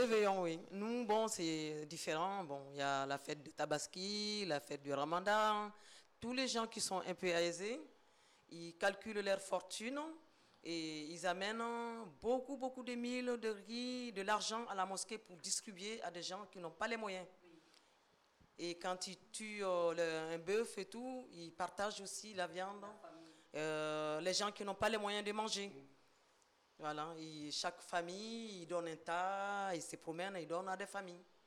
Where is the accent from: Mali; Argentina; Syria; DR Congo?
Mali; now in France; Je suis d'origine malienne